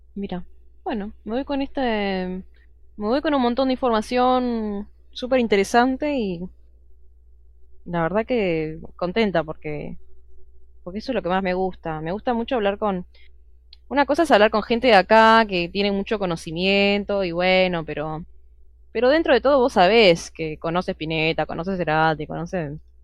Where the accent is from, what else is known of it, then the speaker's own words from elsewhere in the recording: Argentina; soy argentina